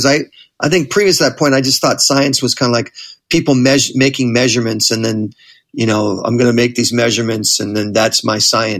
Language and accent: English; Manhattan Beach, California, United States; I grew up in Manhattan Beach, which is another just another suburb in that general area. The bigger area is called the South Bay of L.A.